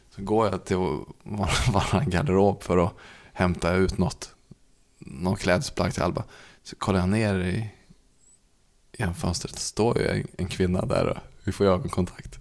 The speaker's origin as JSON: {"language": "Swedish", "region": "Värmland", "country": "Sweden", "tie": "born or raised there", "said": "där vi växte upp i Värmland"}